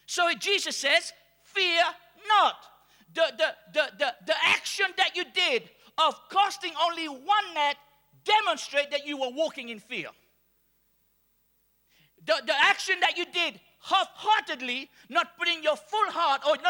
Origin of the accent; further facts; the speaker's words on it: Mauritius; I'm from Mauritius.